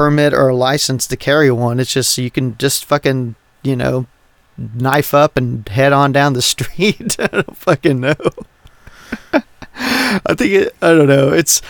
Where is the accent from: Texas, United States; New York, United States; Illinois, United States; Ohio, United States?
Texas, United States; as a Texan